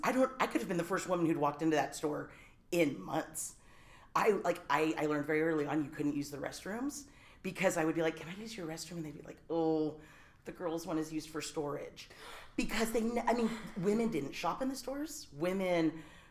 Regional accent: Silicon Valley, California, United States; moved away as an adult; also born or lived in Humboldt County, California; I was born and raised in Silicon Valley

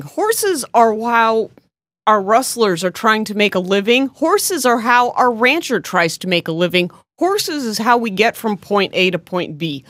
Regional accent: United States; being American

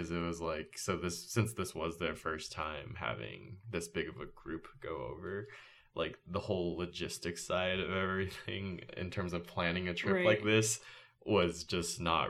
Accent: California, United States; moved away as an adult; also born or lived in Oregon; I'm currently a second year medical student here at PNWU, originally from California, and went to the University of Oregon, and now I'm here.

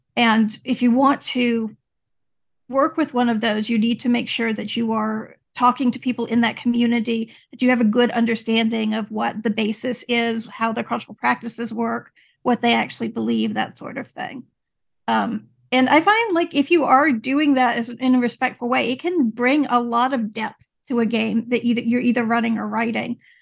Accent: Louisiana, United States; I grew up in Louisiana

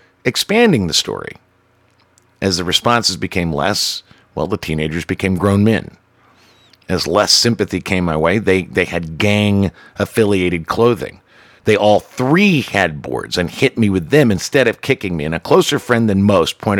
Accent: the South, United States; I'm Irish and born in the South

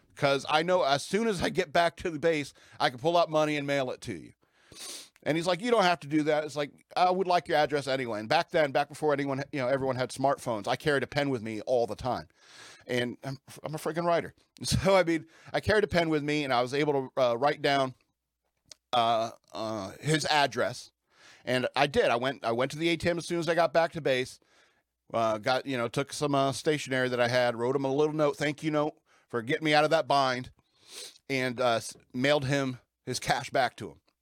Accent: United States; that's who we are as American people

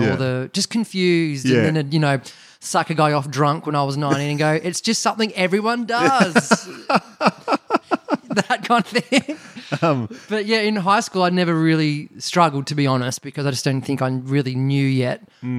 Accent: Greensborough, Victoria, Australia; Yeah, you go on the Hurstbridge train line, ladies and gentlemen. Now it's the Diamond Creek train line. The Dymo's got a train station. It's about a 50-minute train ride.

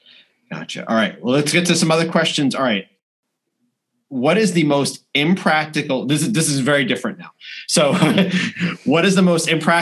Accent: near Glen Cove and Oyster Bay, Nassau County, New York, United States; I grew up on North, near Glen Cove and Oyster Bay in Nassau County.

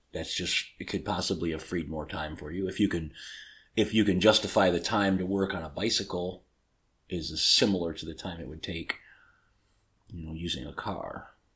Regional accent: Detroit, Michigan, United States; I grew up in Detroit.

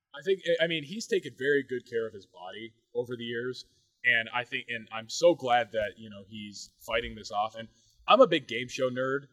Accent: United States; I am an American

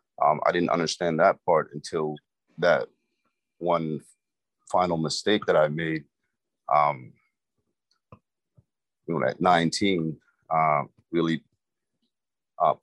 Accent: Maine, United States; English is a second language; as a child, growing up in Maine

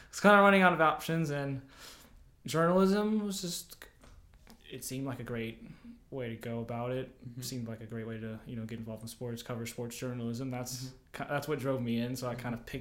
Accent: Memphis, Tennessee, United States; moved away as an adult; also born or lived in Minneapolis, Minnesota; I came from Minnesota. I was born in Minneapolis. Uh-huh. I moved to Memphis when I was 10

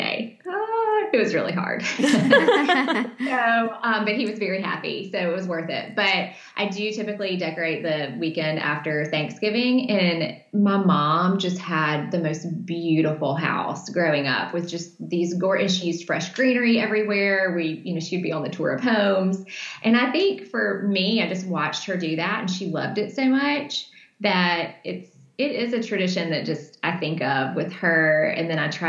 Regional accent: Deep South, United States; my hometown, which is 10,000 people full. It's a very small place, very small community in the Deep South.

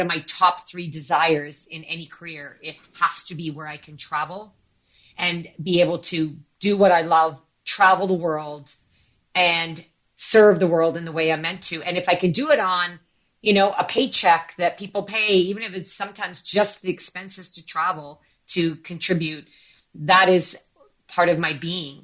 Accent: near Toronto, Ontario, Canada; now in London, Canada; my hometown, which is near Toronto.

